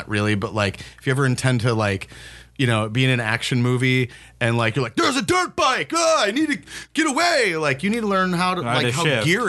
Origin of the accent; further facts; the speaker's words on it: St. Paul, Minnesota, United States; I grew up in St. Paul